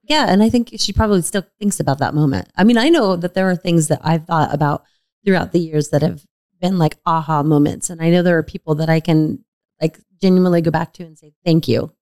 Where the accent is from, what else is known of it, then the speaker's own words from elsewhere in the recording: Sun Valley, United States; I grew up in Sun Valley